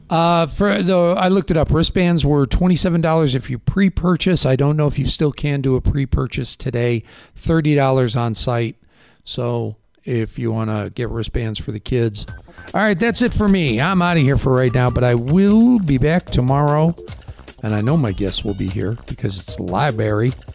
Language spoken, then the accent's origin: English; Chicago, Illinois, United States; moved away; I'm from Chicago